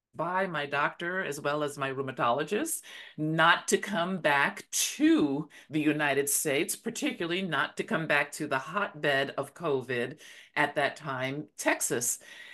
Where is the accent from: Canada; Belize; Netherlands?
Belize; now in Dallas, United States; I'm originally from Belize, by the way. That's where I really call my home.